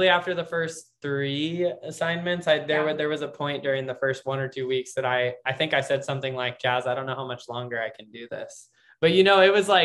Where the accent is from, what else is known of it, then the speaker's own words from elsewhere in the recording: Kansas, United States; moved away as an adult; now in California, United States; in Kansas as a Midwesterner in PT school